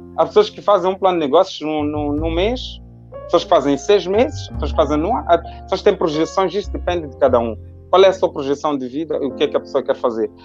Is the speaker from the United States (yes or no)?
no; Matola, Maputo, Mozambique; moved away as an adult; also born or lived in Lisbon; nasci na Matola e nasci e cresci na Matola.